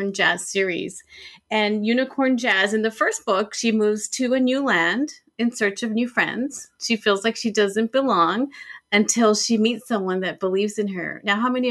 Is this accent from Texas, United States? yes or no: yes; El Paso, Texas, United States; my hometown in El Paso, Texas